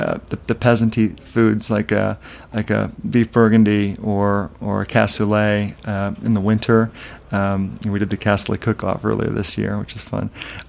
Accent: Midwest, United States; also born or lived in South / Europe; now in New York, United States; I spent a couple of years down there, but I'm a mishmash. I grew up in the Midwest and lived in the South, lived in Europe, and now New York.

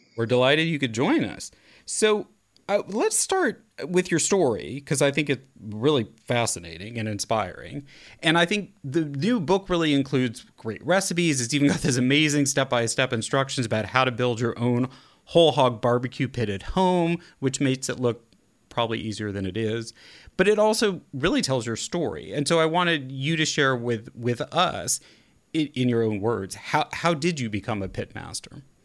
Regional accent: Kansas City, Missouri, United States; I'm from Kansas City. I was raised on Kansas City barbecue

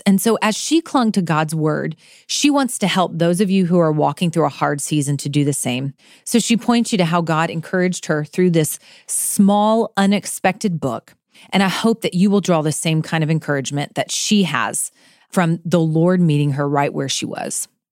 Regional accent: Florida, United States; moved away; also born or lived in Kentucky; I grew up in Florida with hurricanes

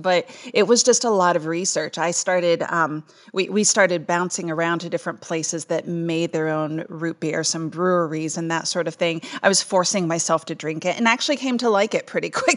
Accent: Salem, Ohio, United States; moved away as an adult; It's my hometown. I grew up here

